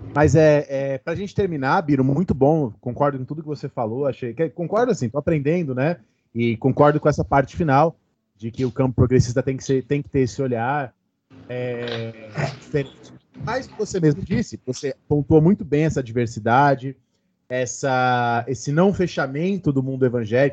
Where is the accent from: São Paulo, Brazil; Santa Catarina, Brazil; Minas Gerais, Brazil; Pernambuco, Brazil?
São Paulo, Brazil; no meu caso eu cresci indo na missa do, do, do Padre Marcelo, né? Eu sou de Santo Amaro, eu morava perto de onde o padre Marcelo fazia as missas